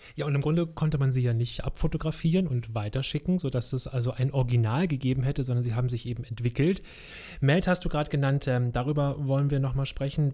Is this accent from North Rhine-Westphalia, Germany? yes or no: no; Berlin, Germany; Ich wohnte mit meiner Mutter in Berlin-Kreuzberg